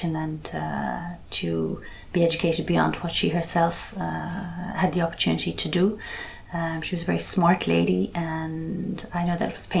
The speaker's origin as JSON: {"language": "English", "country": "Ireland", "tie": "born or raised there", "moved": "as an adult", "said": "When I was growing up in Ireland."}